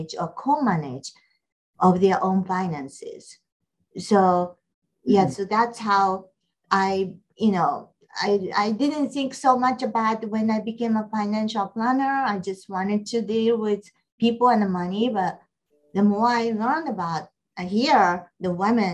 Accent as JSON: {"language": "English", "country": "Japan", "tie": "born or raised there", "moved": "yes", "lives_now": "Atlanta, United States", "said": "I grew up in Japan"}